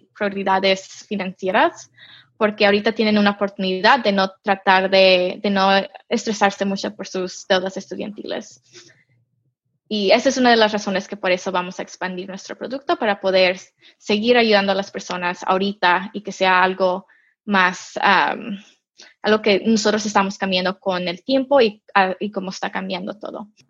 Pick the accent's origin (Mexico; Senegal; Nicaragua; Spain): Mexico; now in United States; yo nací en México, yo crecí en México